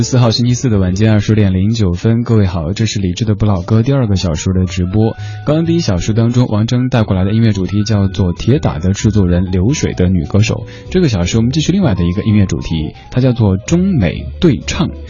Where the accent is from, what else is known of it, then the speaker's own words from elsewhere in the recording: China; 我跟他解释说，真的不是的，我们中国人也不是每个人都会功夫，呃，就像是不是每一个四川人都每天抓一把辣椒在那儿吃一个道理的。